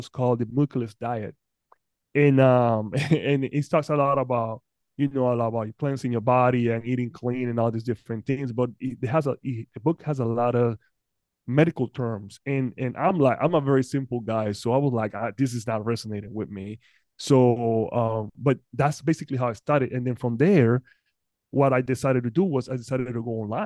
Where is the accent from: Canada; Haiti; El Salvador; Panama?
Panama; moved away; I'm originally from Panama.